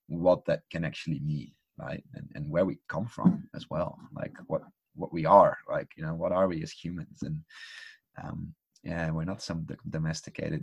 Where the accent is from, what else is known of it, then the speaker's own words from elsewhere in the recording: Netherlands; I come from the Netherlands too